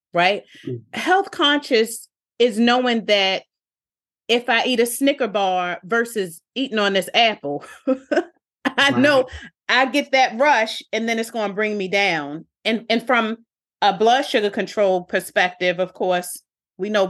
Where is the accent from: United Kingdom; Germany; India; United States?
United States; Baltimore, Maryland; I'm from Park Heights, I'm from West Baltimore.